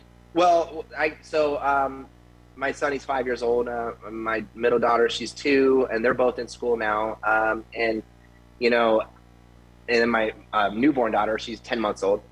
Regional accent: Tampa, Florida, United States; now in Las Vegas, United States; I grew up in Tampa when I was eight years old

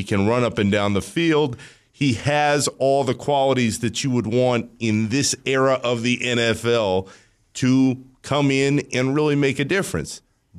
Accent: Orlando, Florida, United States; I grew up in Orlando.

